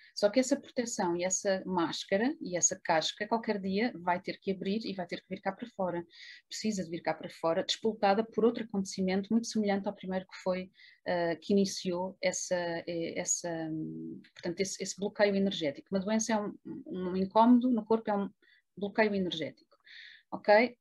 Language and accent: Portuguese; Lisbon, Portugal; moved away as an adult; also born or lived in Trás-os-Montes; eu vivia muito longe da minha cidade natal, que é Lisboa